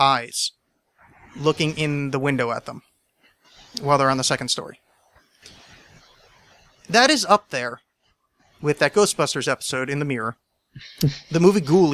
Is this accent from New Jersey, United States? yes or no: yes; New Jersey, United States; moved away; I grew up in New Jersey